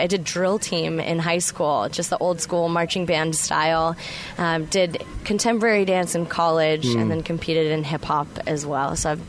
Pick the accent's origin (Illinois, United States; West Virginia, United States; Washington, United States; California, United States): California, United States; Sacramento; I'm actually from Sacramento, and I make the commute to Oakland.